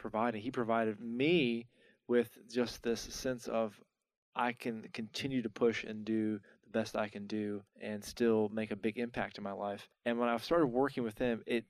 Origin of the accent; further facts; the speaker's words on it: North Carolina, United States; moved away as an adult; also born or lived in Atlanta / Tampa; I didn't know I wanted to come back to North Carolina.